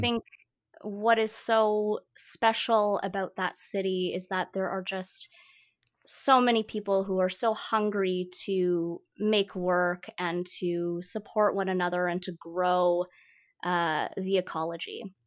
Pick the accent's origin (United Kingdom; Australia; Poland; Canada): Canada; Toronto, Ontario; first language Mandarin; English is a second language; moved away as an adult; now in Vancouver, Canada; I was raised in Toronto